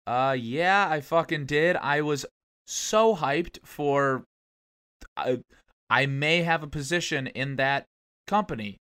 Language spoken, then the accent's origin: English; Ohio, United States; now in Texas, United States; I grew up in Ohio